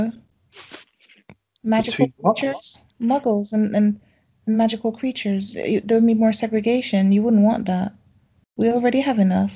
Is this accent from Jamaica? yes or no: yes; Jamaica; moved away as an adult; now in United Kingdom; I'm Jamaican, and I came over here as my 18th birthday present